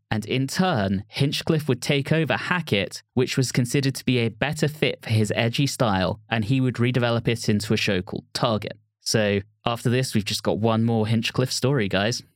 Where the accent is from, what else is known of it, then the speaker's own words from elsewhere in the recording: England, United Kingdom; being English and growing up in England